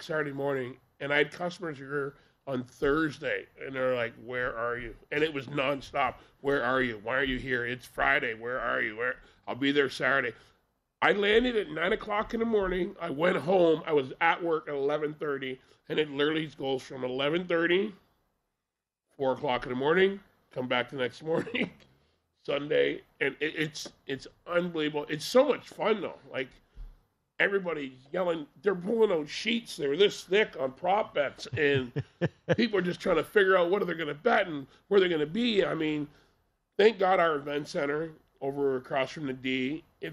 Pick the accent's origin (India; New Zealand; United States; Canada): Canada; I'm Canadian